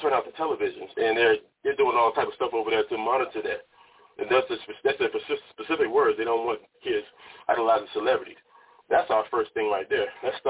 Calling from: Oakland, California, United States; also born or lived in Miami, Florida; I'm calling from Oakland, California, by way of Miami.

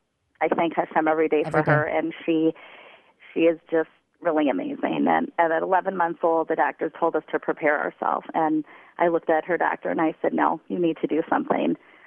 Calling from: Minneapolis, Minnesota, United States; From Minneapolis.

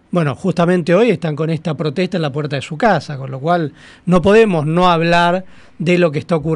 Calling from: Adrogué, Buenos Aires Province, Argentina; de Adroguén.

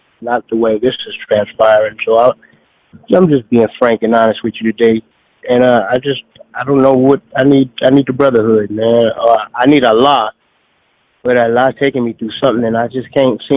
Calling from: Phoenix, Arizona, United States; I'm calling from Arizona, Phoenix.

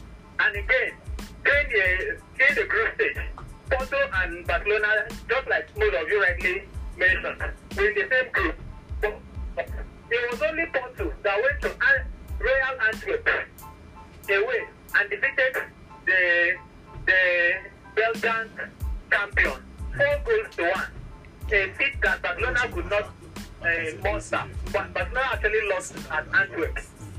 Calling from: Akure, Ondo, Nigeria; I'm calling from Akure.

